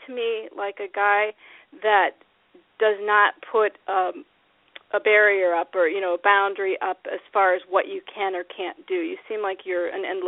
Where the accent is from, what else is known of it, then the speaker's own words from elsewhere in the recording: Iowa, United States; moved away; also born or lived in Minnesota / California; I really was mostly raised in Iowa